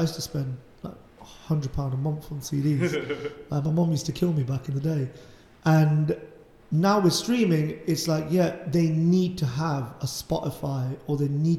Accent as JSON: {"language": "English", "town": "Leicester", "region": "East Midlands", "country": "United Kingdom", "said": "I'm from Leicester."}